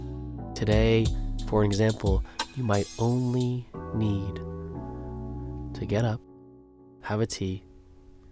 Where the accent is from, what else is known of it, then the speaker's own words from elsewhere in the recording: Los Angeles, California, United States; I grew up in Los Angeles